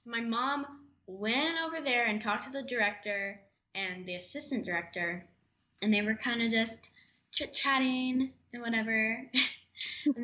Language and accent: English; Amarillo, Texas, United States; also born or lived in Dallas, Texas; we moved to Amarillo from Dallas